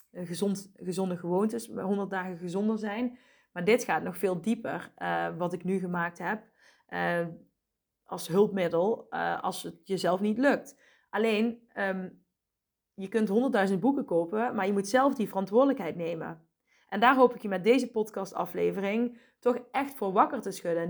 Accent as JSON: {"language": "Dutch", "town": "Asten", "region": "North Brabant", "country": "Netherlands", "tie": "born or raised there", "also_born_or_lived": "Helmond / Deurne", "said": "ik ben in Asten opgegroeid, een dorp hiernaast"}